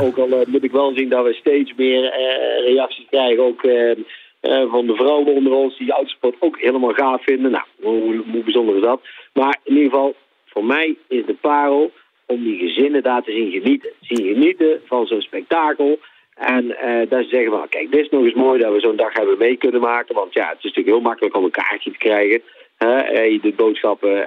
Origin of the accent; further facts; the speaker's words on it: Netherlands; als Nederlanders